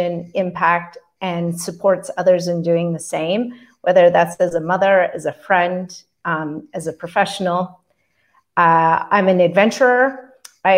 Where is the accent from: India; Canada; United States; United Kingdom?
Canada; also born or lived in Calgary, Alberta; I'm a Canadian. I live in Calgary, Alberta